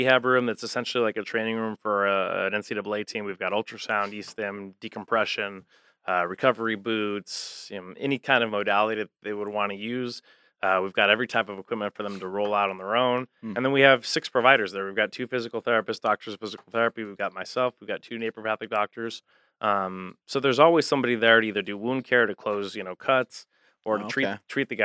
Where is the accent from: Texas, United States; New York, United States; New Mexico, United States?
New Mexico, United States; Albuquerque; moved away; also born or lived in Cincinnati, Ohio; I'm from Albuquerque originally